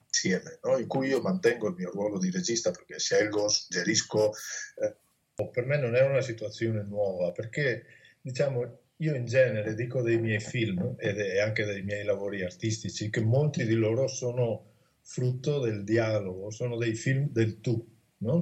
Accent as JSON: {"language": "Italian", "area": "Alta Padovana", "region": "Veneto", "country": "Italy", "said": "il mio paese"}